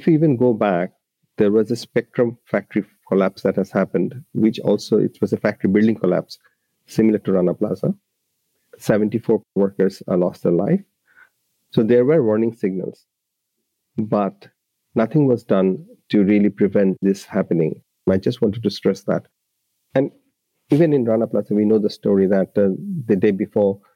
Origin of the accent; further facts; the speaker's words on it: Dhaka, Dhaka Division, Bangladesh; moved away as an adult; now in Australia; I grew up in Bangladesh at the Dhaka city